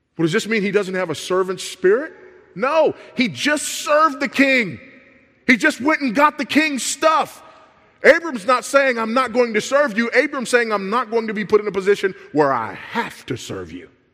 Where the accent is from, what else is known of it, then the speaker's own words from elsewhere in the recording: Los Angeles, California, United States; I grew up in South Central Los Angeles